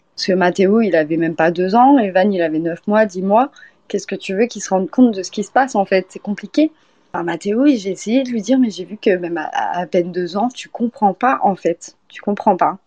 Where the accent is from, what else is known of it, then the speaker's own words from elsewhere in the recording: France; also born or lived in Poitiers / Orléans / Eure-et-Loir; moi, je suis française